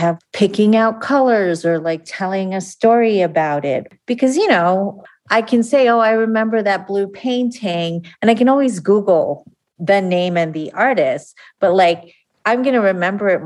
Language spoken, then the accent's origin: English; outside of New York City, United States; now in Denver, United States; I grew up outside of New York City